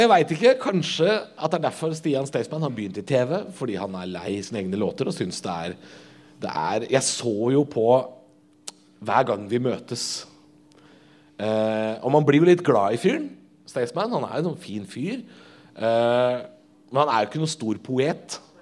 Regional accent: Drammen, Buskerud, Norway; jeg vokste opp i Drammen

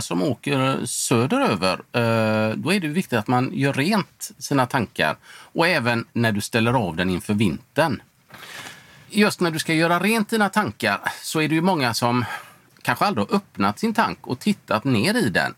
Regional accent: Sweden; Hemma i Sverige

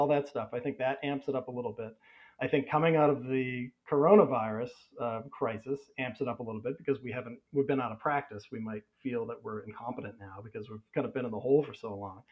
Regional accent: United States; I grew up in America in the 80s

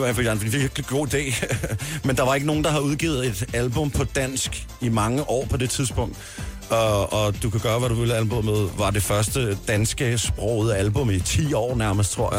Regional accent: Kagerup, Capital Region of Denmark, Denmark; derhjemme i Kagerup

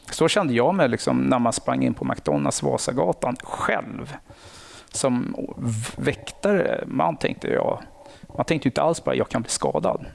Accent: Nacka, Stockholm County, Sweden; jag kommer från Nacka. Aha. Eh, villaområde, haft det bra, lugnt mm. och stilla. Eh, sen så har jag gått ute i skola ute i Nacka

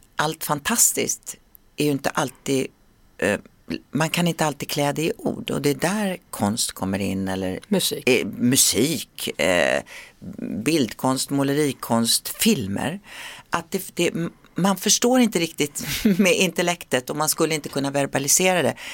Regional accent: Sweden; moved away as an adult; svensken i mig frodas när jag, när jag är hemma i Sverige

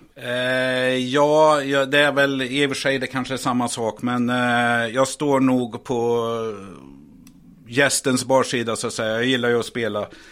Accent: Värmland, Sweden; now in Stockholm, Sweden; jag är väl en värmlänning här. Eh, som faktiskt har flyttat till Stockholm här.

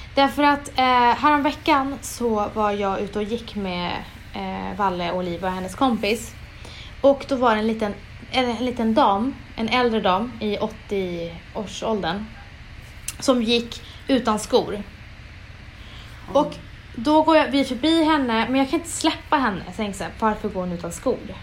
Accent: Umeå, Västerbotten County, Sweden; moved away; jag är från Umeå

